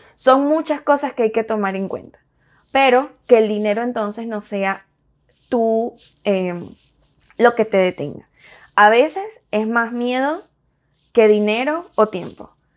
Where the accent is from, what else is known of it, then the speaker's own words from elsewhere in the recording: Venezuela; also born or lived in Miami; now in United States; nos tocó migrar